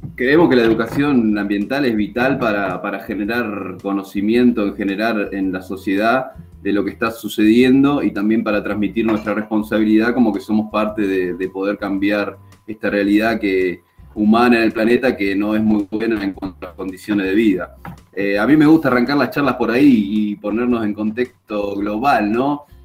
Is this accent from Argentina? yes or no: yes; Río Negro, Argentina; moved away as an adult; also born or lived in Bahía Blanca; now in Villa La Angostura, Argentina; me crié en el Río Negro